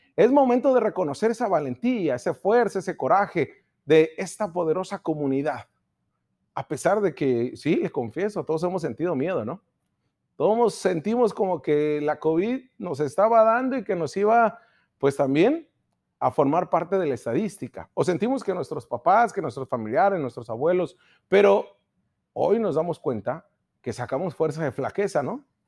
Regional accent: Baja California, Mexico; somos baja californianos, somos mexicanos, somos ensenadenses, somos mexicalenses

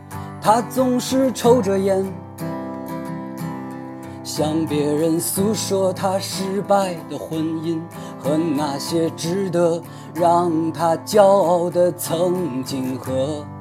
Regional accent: Taiyuan, Shanxi, China; 我们的家乡山西太原

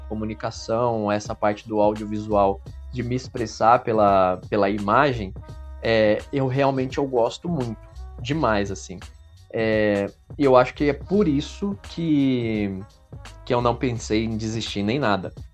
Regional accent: Brazil; a gente é brasileiro

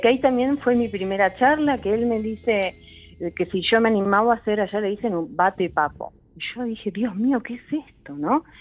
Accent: Bella Vista, Argentina; Yo nací en Bellavista

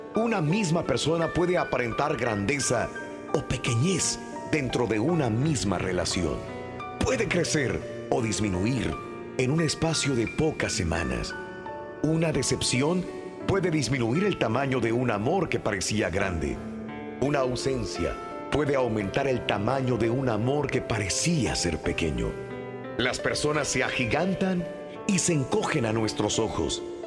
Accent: northern Mexico, Mexico; nosotros que somos del norte de México

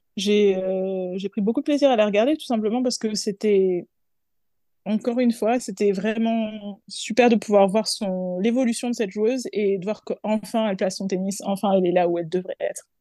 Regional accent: France; en tant que Française

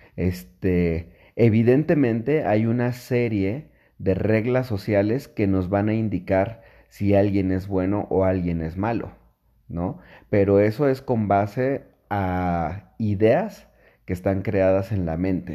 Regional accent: Mexico City, Mexico; yo soy de la Ciudad de México

